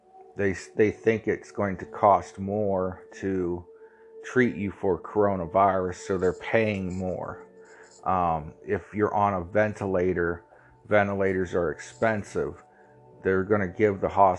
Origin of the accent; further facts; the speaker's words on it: Ohio, United States; I'm from Ohio.